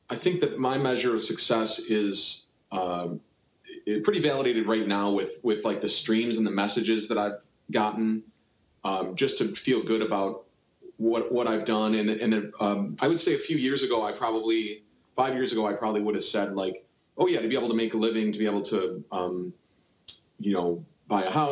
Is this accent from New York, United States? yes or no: yes; Buffalo, New York, United States; moved away as an adult; now in Cleveland, United States; I'm from Buffalo, New York